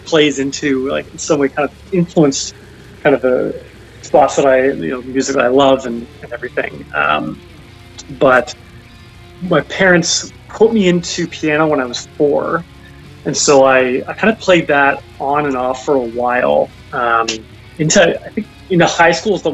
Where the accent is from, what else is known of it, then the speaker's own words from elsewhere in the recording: Newmarket, Ontario, Canada; now in Toronto, Canada; I was born in Toronto, but raised in a town called Newmarket, which is 45 minutes north of the city, a small town